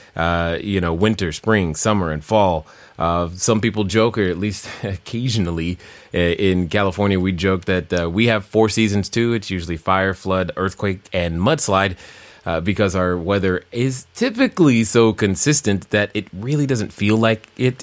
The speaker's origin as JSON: {"language": "English", "country": "Germany", "tie": "born or raised there", "said": "growing up in Germany, it was cold"}